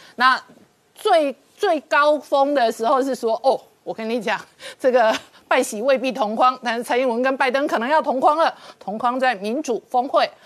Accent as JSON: {"language": "Chinese", "country": "Taiwan", "said": "但是我作为一个台湾人"}